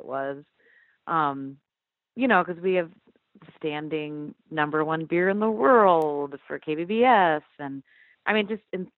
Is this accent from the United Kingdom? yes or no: no; Iowa, United States; now in Decorah, United States; 3 hours south of here, and that's where I had grown up